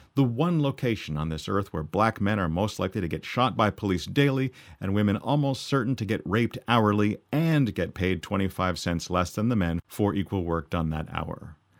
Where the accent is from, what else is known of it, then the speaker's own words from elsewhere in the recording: Canada; up here in Canada